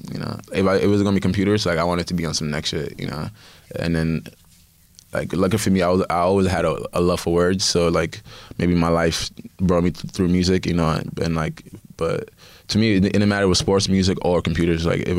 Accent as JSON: {"language": "English", "country": "Nigeria", "said": "being not African, being Nigerian first, but also being African overall"}